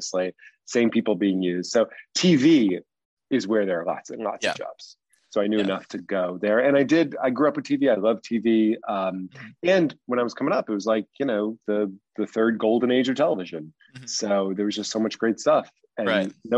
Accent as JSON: {"language": "English", "region": "East Coast", "country": "United States", "tie": "born or raised there", "also_born_or_lived": "Los Angeles", "lives_now": "New York, United States", "said": "I grew up on the East Coast"}